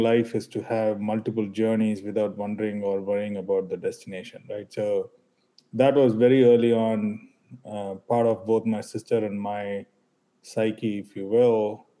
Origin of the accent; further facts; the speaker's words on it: Chennai, Tamil Nadu, India; We came from Chennai, we came from Tamil Nadu, very conservatively grown parents, but exposure of their careers helped us look at things differently all the time.